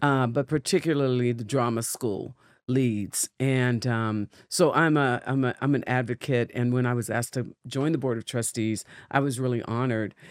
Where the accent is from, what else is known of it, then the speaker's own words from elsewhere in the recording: Pittsburgh, Pennsylvania, United States; The Berg, my hometown